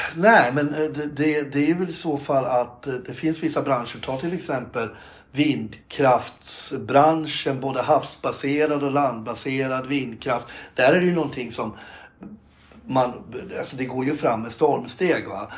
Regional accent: Gävle, Gävleborg County, Sweden; jag är själv eh, född och uppväxt på Brynäs

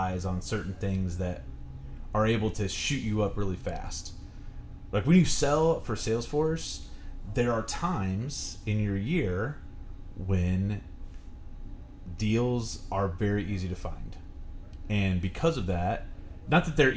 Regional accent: Fortville, Indiana, United States; I grew up in Fortville, and it's a country place

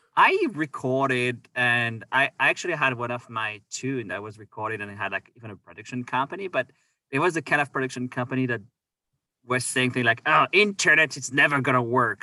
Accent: Orléans, Centre-Val de Loire, France; moved away as an adult; also born or lived in Victoria, Canada; now in Canada; I am from France, and uh, so I grew up in Orléans

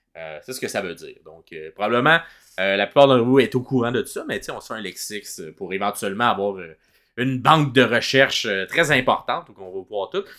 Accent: Montreal, Quebec, Canada; on vient de Montréal

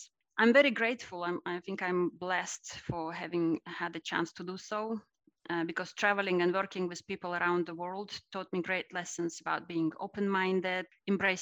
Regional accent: Russia; I was born in Russia at the end of the Soviet Union age

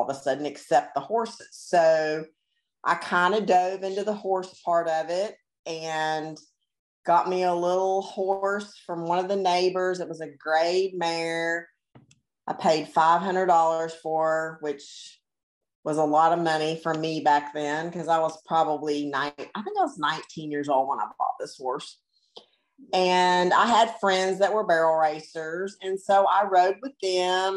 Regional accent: Florida, United States; I grew up in Florida

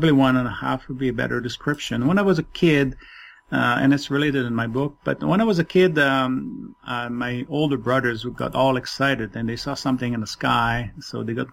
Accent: Quebec City, Quebec, Canada; first language French; English is a second language; now in Toronto, Canada; I am based in Toronto, Canada, originally from Quebec City. So French is my first language

